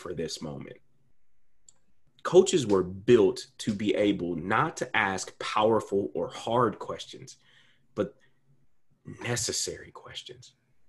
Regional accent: Columbus, Ohio, United States; my hometown, Columbus, Ohio

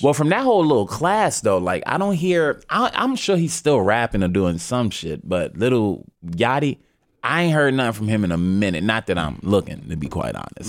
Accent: New York City, New York, United States; I'm from Harlem

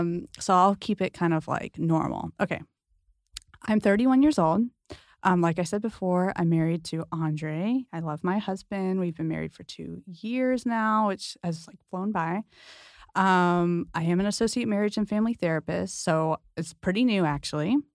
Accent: San Diego, California, United States; I'm from San Diego

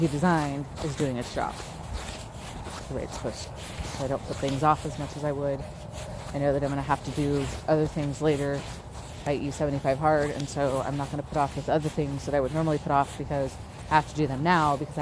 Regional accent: San Diego, California, United States; now in Utah, United States; I'm from San Diego

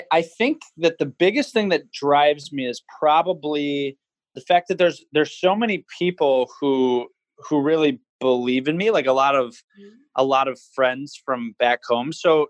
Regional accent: Ann Arbor, Michigan, United States; moved away as an adult; also born or lived in East Lansing, Michigan; now in Los Angeles, United States; I'm from Ann Arbor, Michigan. I went to school up in East Lansing at Michigan State University.

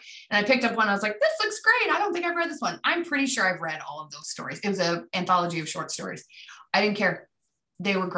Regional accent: Midwest, United States; I'm from the Midwest

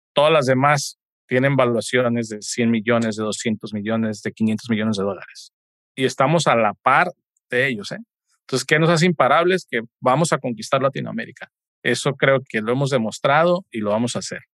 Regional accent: Mexico; somos los únicos mexicanos haciendo esto

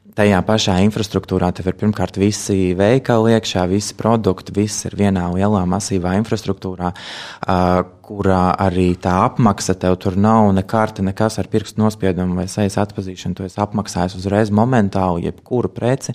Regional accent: Latvia

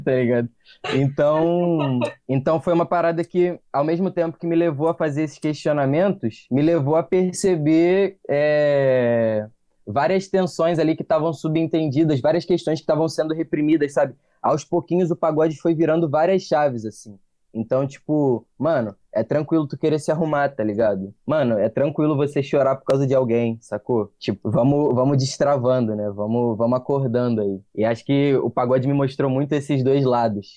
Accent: Unamar, Rio de Janeiro, Brazil; also born or lived in Minas Gerais; no lugar onde eu cresci, lá em Unamar

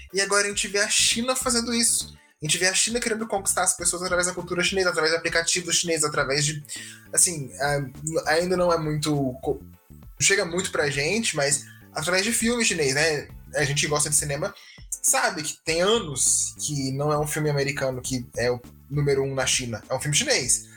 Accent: Brazil; a gente é brasileiro. Eu nunca vi neve na minha vida, né? Eu nunca passei o Natal fora do Brasil

